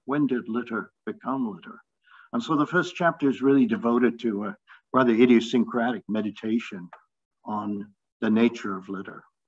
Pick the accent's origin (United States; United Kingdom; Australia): United Kingdom; London; I grew up in London and I used to summer in the Lake District